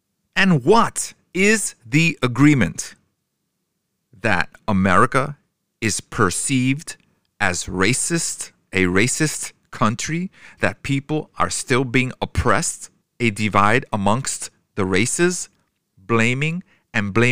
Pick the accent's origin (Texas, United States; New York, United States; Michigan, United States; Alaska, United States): New York, United States; I grew up in New York with all races